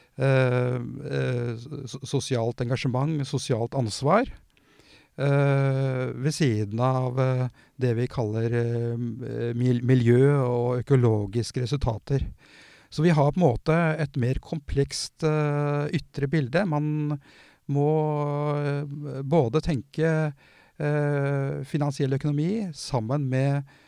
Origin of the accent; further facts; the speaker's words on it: Porsgrunn, Telemark, Norway; jeg er jo fra Porsgrunn